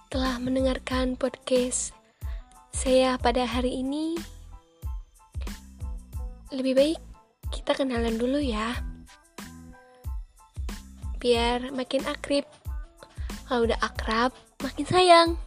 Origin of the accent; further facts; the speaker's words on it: Cirebon, West Java, Indonesia; Saya juga kelahiran dari Cirebon loh. Insya Allah saya asli Cirebon.